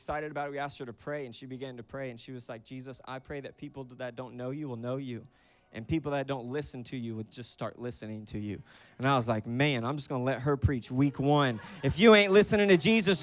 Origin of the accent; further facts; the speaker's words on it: Florida, United States; also born or lived in Louisiana; I'm from Florida, born and raised